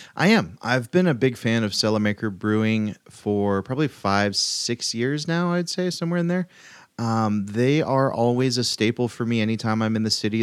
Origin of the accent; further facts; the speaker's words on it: Chico, California, United States; in my hometown